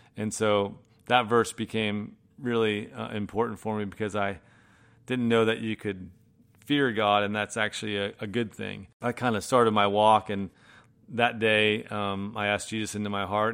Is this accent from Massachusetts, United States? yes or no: yes; Manchester-by-the-Sea, Massachusetts, United States; moved away; also born or lived in Florida; I grew up in Boston, northeast, uh, of Boston, a little town called Manchester by the Sea